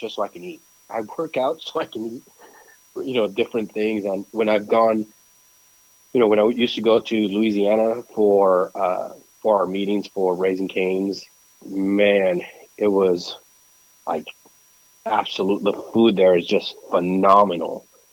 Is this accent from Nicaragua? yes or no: yes; Nicaragua; moved away; I was born in Nicaragua